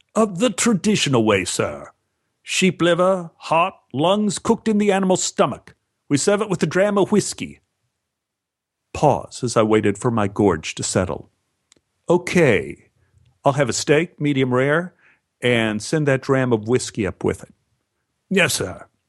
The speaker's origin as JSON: {"language": "English", "town": "Los Angeles", "region": "California", "country": "United States", "said": "Los Angeles"}